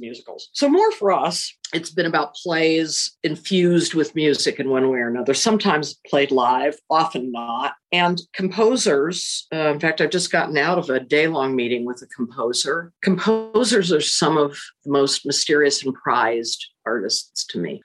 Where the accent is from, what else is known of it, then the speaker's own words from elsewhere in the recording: central Illinois, United States; also born or lived in Chicago, Illinois; now in Indianapolis, United States; I was born in Chicago, but I was raised in central Illinois where there was no professional theater